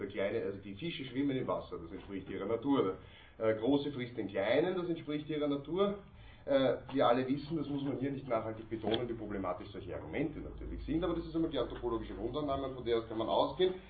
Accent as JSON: {"language": "German", "country": "Austria", "said": "bei uns in Österreich"}